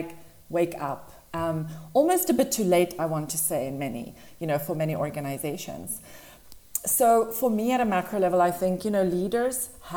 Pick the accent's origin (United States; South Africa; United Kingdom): South Africa; moved away as an adult; now in Dubai, United Arab Emirates; So I grew up in South Africa. I'm originally from there